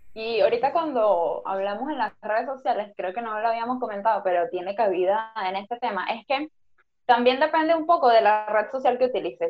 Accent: Venezuela; moved away; ahora que somos inmigrantes, que salimos de Venezuela

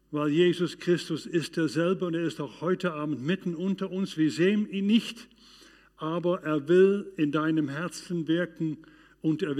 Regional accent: Arnhem, Gelderland, Netherlands; in dieser Zeit, das verging ungefähr zwei Jahre in meiner Heimat Arnheim in den Niederlanden, aber auch weiter draußen

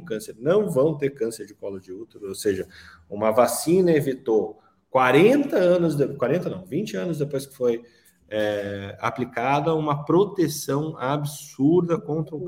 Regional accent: Curitiba, Paraná, Brazil; Eu que nasci em Curitiba, num, bar, num bairro de de classe média alta

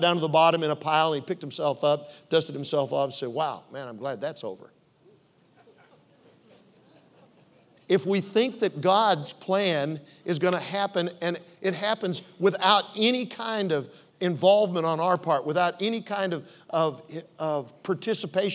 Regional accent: Omaha, Nebraska, United States; moved away as an adult; also born or lived in Oklahoma City; I was raised in Omaha, went to University of Nebraska at Omaha.

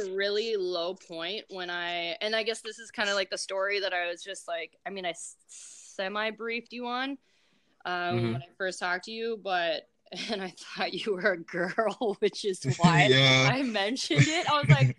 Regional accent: Minnesota, United States; accent: Minnesotan; my Minnesotan accent

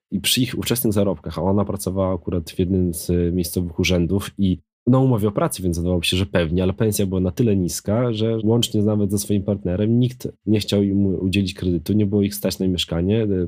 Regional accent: Krasnystaw, Lublin Voivodeship, Poland; moved away as an adult; now in Warsaw, Poland; Krasnystaw, który ma już teraz e, chyba 17 tysięcy, moje rodzinne miasto

